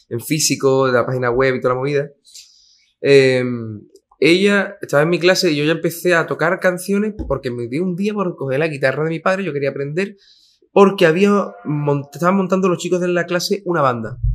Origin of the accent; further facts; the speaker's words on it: Cádiz, Andalusia, Spain; Allí en Cádiz, buenos días con la cara que tiene, ¿no?